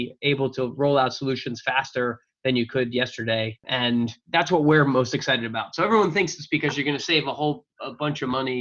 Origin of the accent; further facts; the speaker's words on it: Long Island, outside New York, United States; also born or lived in Philadelphia / Boston; I grew up outside New York. So I'm a New York area native and have been here most of my life